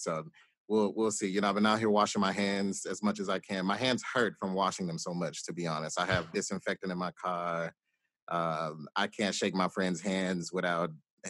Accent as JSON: {"language": "English", "region": "Mississippi", "country": "United States", "tie": "born or raised there", "moved": "yes", "lives_now": "New Orleans, United States", "said": "I'm originally from Mississippi"}